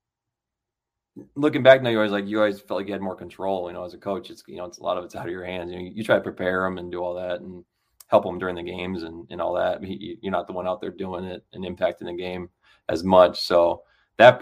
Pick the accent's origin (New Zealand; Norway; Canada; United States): United States; Iowa; growing up in the Midwest, you know, I was always an Iowa fan